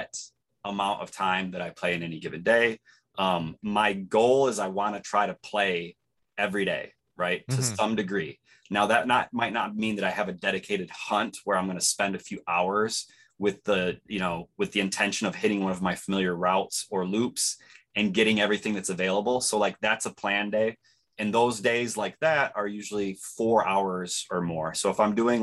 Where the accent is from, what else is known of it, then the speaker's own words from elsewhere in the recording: Los Angeles, California, United States; I am from Los Angeles.